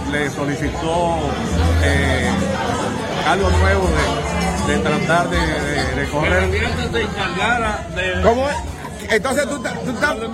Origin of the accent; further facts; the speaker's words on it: Dominican Republic; cuando nosotros somos dominicanos todos, este, somos vecinos.